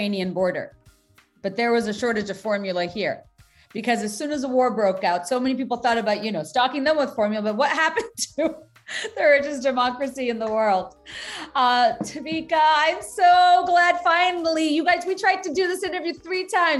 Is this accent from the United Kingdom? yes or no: no; Bangladesh; now in United States; I was born and raised in Bangladesh